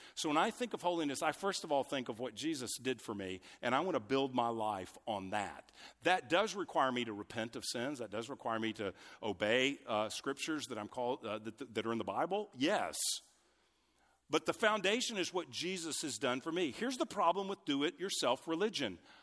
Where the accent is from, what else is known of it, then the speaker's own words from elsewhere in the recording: United States; I'm an American, grew up in the U S